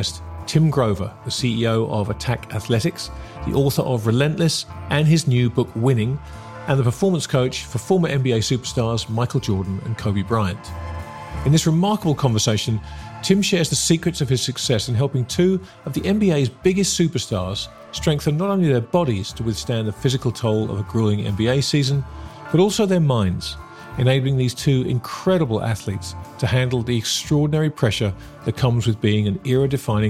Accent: England, United Kingdom; I'm an Englishman

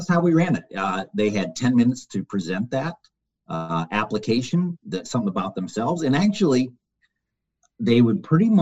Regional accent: Detroit, Michigan, United States; I'm originally from the Detroit area

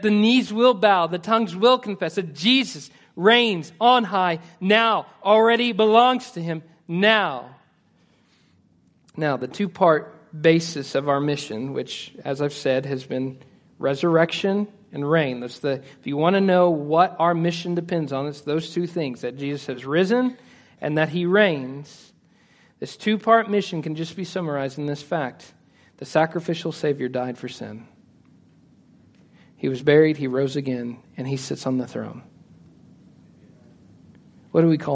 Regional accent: Stigler, Oklahoma, United States; moved away as an adult; also born or lived in Edmond, Oklahoma; I was born in Stigler, Oklahoma

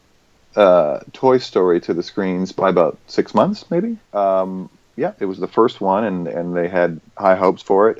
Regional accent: Vancouver, British Columbia, Canada; I was born and raised in Vancouver

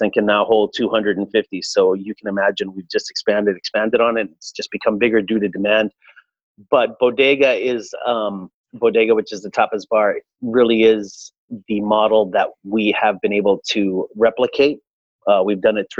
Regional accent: Edmonton, Alberta, Canada; also born or lived in Santiago, Chile / Buenos Aires, Argentina; I was born in Santiago de Chile. I immigrated to Canada in 1974. I arrived by way of Argentina. So I lived in Buenos Aires for a year, and then we came to Edmonton in 1974. I remember that specifically because I was 4 years old

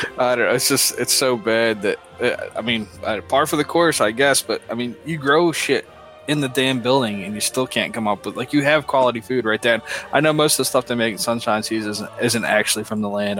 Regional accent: Northeast, United States; moved away; I grew up in the Northeast

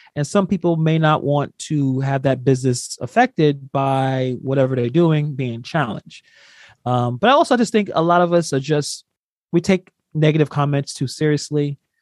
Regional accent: New York City, New York, United States; I'm from New York. I'm from Brooklyn

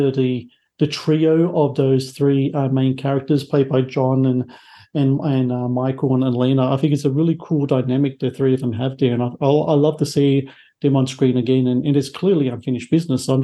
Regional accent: Australia; I'm here in Australia

